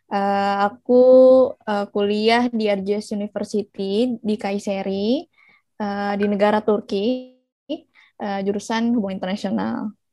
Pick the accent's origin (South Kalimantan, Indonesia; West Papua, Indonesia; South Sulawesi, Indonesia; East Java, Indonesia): South Kalimantan, Indonesia; Banjarmasin; born there; also born or lived in Turkey; So makanya aku balik ke Indo. Aku sekarang udah di Banjarmasin di kota kelahiran aku